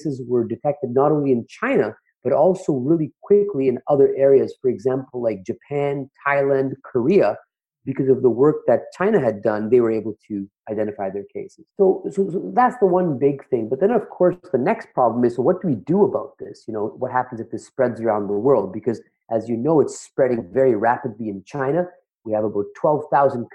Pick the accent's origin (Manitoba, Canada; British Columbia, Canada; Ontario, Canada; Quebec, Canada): Ontario, Canada; Toronto; I'm from the Toronto area